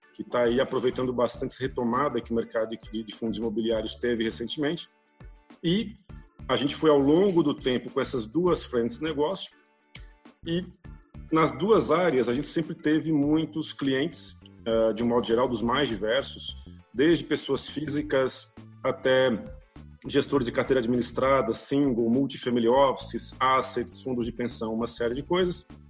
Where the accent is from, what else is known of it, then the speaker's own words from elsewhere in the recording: Pernambuco, Brazil; moved away as an adult; now in São Paulo, Brazil; Eu, eu sou pernambucano, nasci numa cidade no interior de Pernambuco, moro em São Paulo há 30 anos, vim para cá fazer faculdade